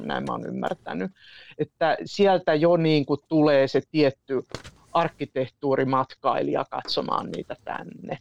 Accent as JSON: {"language": "Finnish", "town": "Iisalmi", "region": "North Savo", "country": "Finland", "moved": "yes", "lives_now": "Tampere, Finland", "said": "olen pikkukaupungista, tai sanoinko, olen Iisalmesta"}